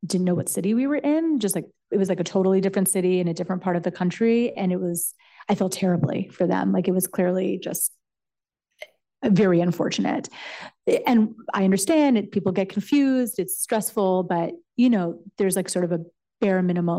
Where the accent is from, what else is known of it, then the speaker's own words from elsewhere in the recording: Canada; moved away as an adult; also born or lived in United States; I'm Canadian and I went to college in the United States.